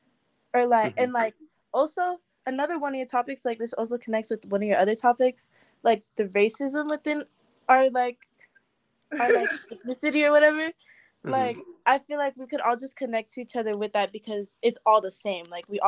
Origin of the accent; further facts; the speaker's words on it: Philippines; I'm also Filipino.